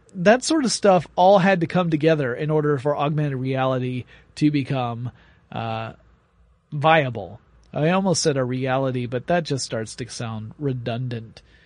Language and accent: English; Atlanta, Georgia, United States; my hometown, Atlanta, Georgia